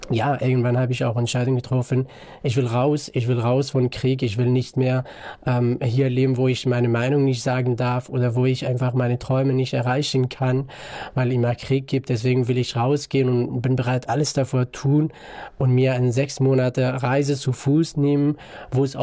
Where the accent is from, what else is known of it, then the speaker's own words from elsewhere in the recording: northern Iraq, Iraq; German is a second language; Ich komme ursprünglich aus dem Nordirak in einem kleinen Stadt, kleinen Dorf auch.